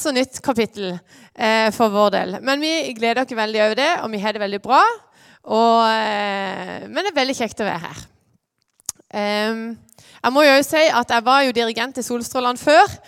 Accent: Lyngdal, Agder, Norway; moved away as an adult; now in Åseral, Norway; Jeg er fra Lyngdal.

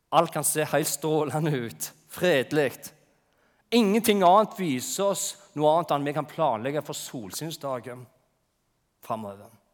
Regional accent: Jæren, Rogaland, Norway; moved away; på Jæren, der jeg kommer fra

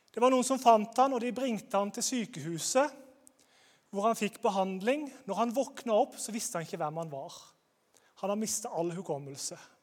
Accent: Grimstad, Agder, Norway; Jeg kommer fra Grimstad

